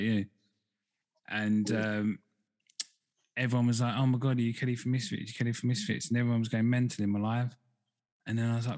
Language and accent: English; Essex, East of England, United Kingdom; now in Devon, United Kingdom; I'm from Essex originally. I'm in Devon now